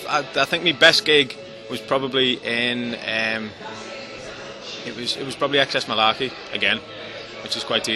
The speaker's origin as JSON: {"language": "English", "town": "Bootle", "region": "North West England", "country": "United Kingdom"}